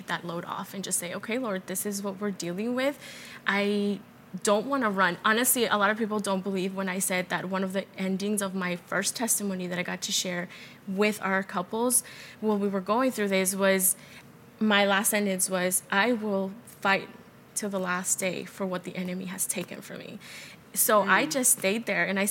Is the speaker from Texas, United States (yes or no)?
yes; El Paso, Texas, United States; moved away; We're originally from El Paso